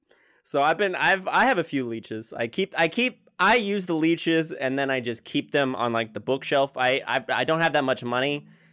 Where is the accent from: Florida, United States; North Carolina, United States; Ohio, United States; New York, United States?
New York, United States; New York City; I am from New York City. I was born here, and I am sure I'll probably die here